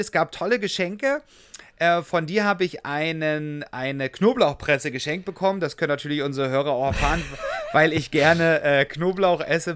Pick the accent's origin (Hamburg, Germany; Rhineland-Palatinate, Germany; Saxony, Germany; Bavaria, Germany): Saxony, Germany; in meiner Heimat Sachsen